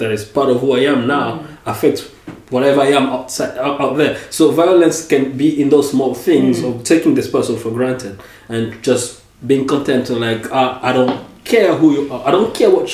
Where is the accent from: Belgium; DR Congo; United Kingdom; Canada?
DR Congo; English is a second language; also born or lived in United States; now in Paris, France; growing up in the Congo